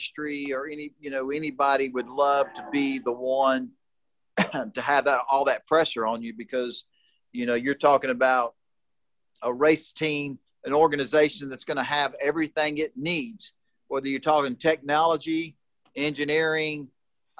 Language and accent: English; Texas, United States; moved away; my home state, Austin, Texas